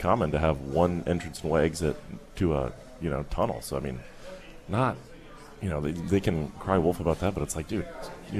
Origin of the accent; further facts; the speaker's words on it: Albuquerque, New Mexico, United States; moved away as an adult; now in Pittsburgh, United States; I'm from Albuquerque, New Mexico.